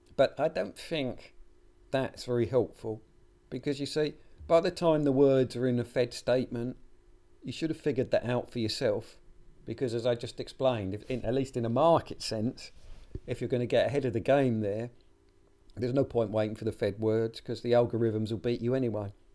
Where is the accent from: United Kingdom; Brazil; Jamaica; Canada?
United Kingdom; my home country, the UK